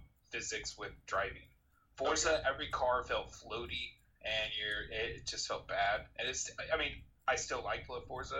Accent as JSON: {"language": "English", "region": "Indiana", "country": "United States", "said": "Here locally, we're all from Indiana"}